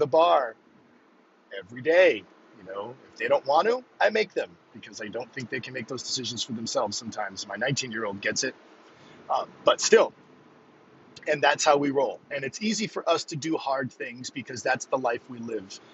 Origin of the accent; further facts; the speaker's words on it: Northern New England, United States; I'm from Northern New England